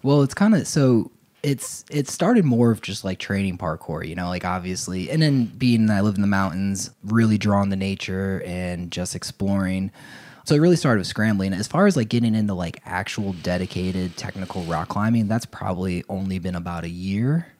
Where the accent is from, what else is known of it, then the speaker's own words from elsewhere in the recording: Ocean Township, New Jersey, United States; moved away as an adult; now in Asheville, United States; I grew up in New Jersey